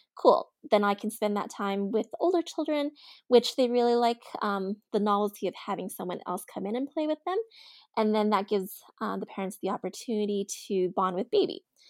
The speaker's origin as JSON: {"language": "English", "town": "Edmonton", "region": "Alberta", "country": "Canada", "tie": "born or raised there", "said": "I was born and raised in Edmonton, in Alberta, Canada."}